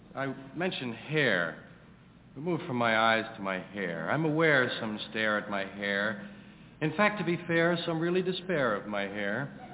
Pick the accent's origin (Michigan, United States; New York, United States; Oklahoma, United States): New York, United States; New York City; I was brought up here in New York, brought up in, used to go on the subway to 116th Street